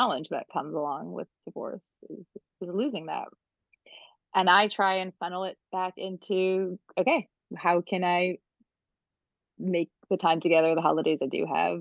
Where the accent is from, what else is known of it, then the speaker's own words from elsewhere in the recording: Canada; I'm Canadian